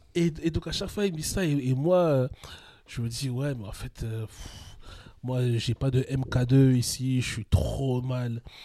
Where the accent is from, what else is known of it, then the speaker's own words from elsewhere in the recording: Paris, Île-de-France, France; je suis né à Paris, j'ai toujours grandi en région parisienne